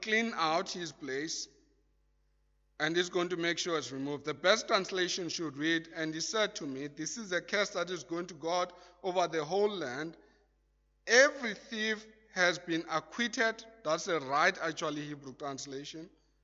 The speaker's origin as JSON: {"language": "English", "country": "South Africa", "said": "as a South African"}